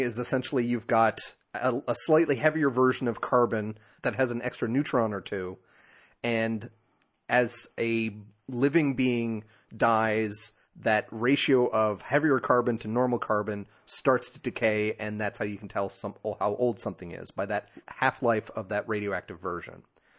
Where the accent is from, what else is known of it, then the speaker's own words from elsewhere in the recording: New Jersey, United States; I'm from Jersey. Deal with it.